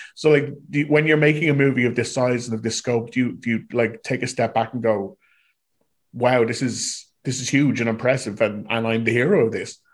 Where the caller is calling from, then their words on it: Ireland; I am calling from Ireland